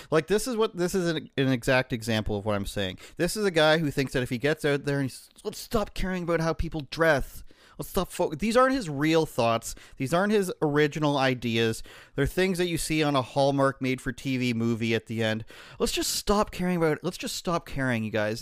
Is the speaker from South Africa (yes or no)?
no; Canada; I'm Canadian